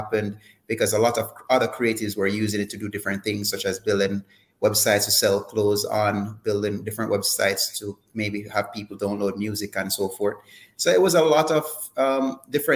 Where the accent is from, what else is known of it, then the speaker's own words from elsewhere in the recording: Jamaica; being born here